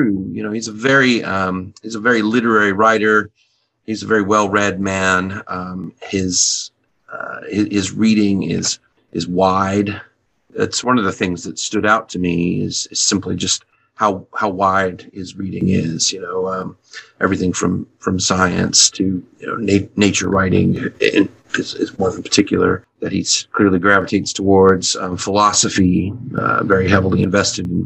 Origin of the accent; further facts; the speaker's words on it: El Paso, Texas, United States; I grew up in El Paso, Texas